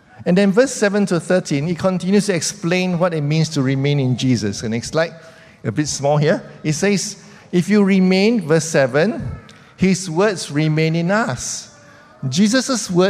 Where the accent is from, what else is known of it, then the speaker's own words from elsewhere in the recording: Singapore; as Singaporeans